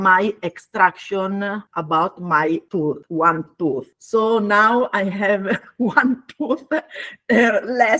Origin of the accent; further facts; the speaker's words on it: Bologna, Emilia-Romagna, Italy; English is a second language; moved away as an adult; now in Finocchito, Italy; I was born and grew up in Bologna